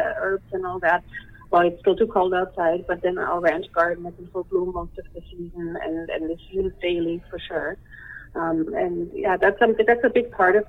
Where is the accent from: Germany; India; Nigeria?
Germany; moved away as an adult; now in Canada; I'm from Germany.